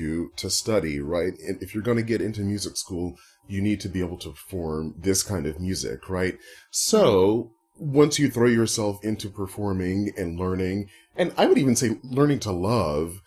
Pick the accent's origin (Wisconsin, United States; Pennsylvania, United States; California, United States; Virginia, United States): Virginia, United States; Southern; growing up in Southern Virginia, I'm so happy to have gone to a high school